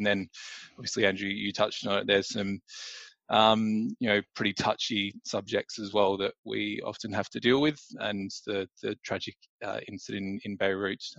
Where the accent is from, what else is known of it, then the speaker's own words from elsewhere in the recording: Australia; moved away as an adult; now in London, United Kingdom; I'm originally from Australia, from down in Meningi, the Mighty Bears